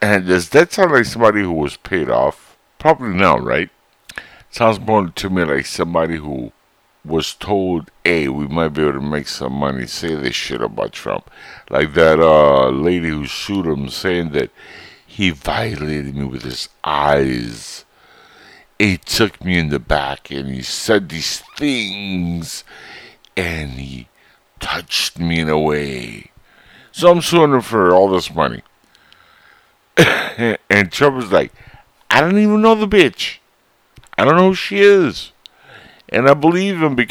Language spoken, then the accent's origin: English; United States; we, as American citizens